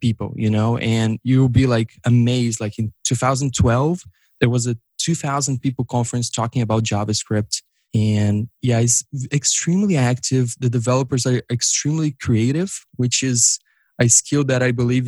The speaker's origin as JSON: {"language": "English", "country": "Brazil", "moved": "as an adult", "lives_now": "Los Angeles, United States", "said": "I'm originally from Brazil, actually, and I moved to LA 5 years ago"}